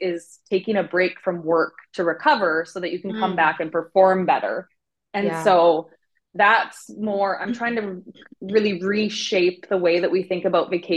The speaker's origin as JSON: {"language": "English", "town": "Vancouver", "region": "British Columbia", "country": "Canada", "tie": "born or raised there", "also_born_or_lived": "Cancun", "said": "I ended up coming back to my hometown, Vancouver"}